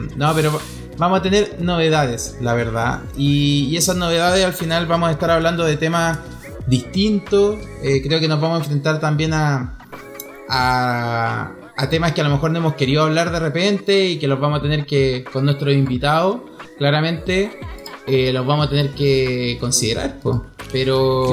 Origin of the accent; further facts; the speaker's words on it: Chile; somos chilenos